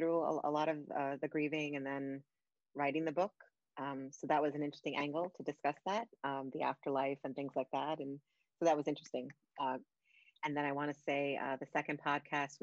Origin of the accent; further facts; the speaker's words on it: New York City, New York, United States; moved away as an adult; now in upstate New York, United States; I live in upstate New York now, but I'm originally from Brooklyn, born and raised.